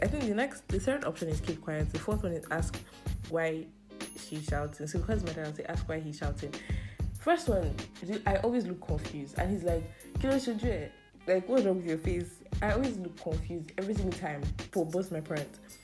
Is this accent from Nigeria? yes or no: yes; Nigeria; being a Nigerian